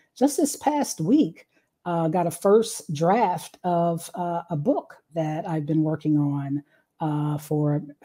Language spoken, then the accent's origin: English; Dayton, Ohio, United States; moved away as an adult; also born or lived in Atlanta, Georgia / Urbana-Champaign, Illinois; I'm originally from Ohio, Dayton, Ohio. Born and raised there